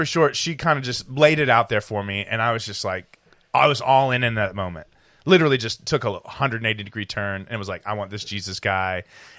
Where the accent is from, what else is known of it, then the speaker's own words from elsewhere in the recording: Wilmington Island, Georgia, United States; growing up in Wilmington Island